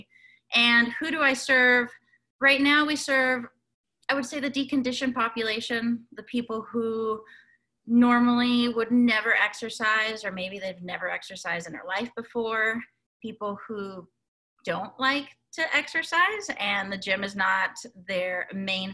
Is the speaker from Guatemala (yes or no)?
yes; Guatemala; moved away; we grew up in Guatemala